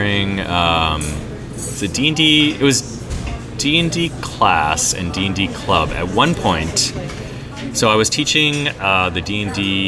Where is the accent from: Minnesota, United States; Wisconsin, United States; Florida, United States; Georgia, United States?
Wisconsin, United States; now in Seattle, United States; when I was a little boy growing up in Wisconsin